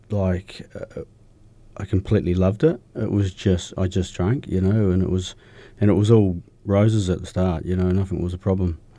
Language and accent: English; Milton, Otago, New Zealand; also born or lived in Riverton / Dunedin; Yeah, I grew up down south. I was um, just out of Dunedin. I was born in Milton.